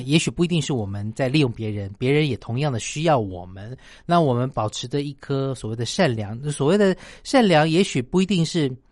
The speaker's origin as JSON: {"language": "Chinese", "country": "Taiwan", "tie": "born or raised there", "said": "以前小的时候住在乡下"}